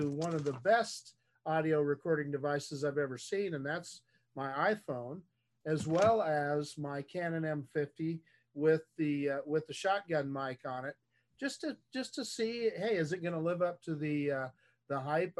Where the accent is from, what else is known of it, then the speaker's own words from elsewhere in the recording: Redwood City, California, United States; I was born in Redwood City, home of the Skydio 2, okay, which is in the Bay Area.